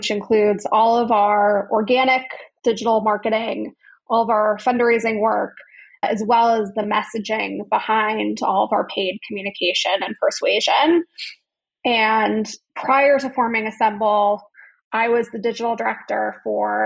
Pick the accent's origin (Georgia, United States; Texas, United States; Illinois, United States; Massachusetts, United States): Illinois, United States; Chicago; I grew up in the northern suburbs of Chicago.